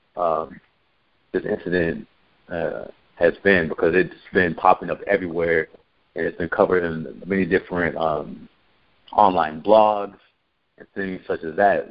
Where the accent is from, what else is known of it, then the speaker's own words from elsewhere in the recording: Santa Cruz, California, United States; moved away; I'm not from Santa Cruz, but I grew grew up in Santa Cruz uh, from like middle school on.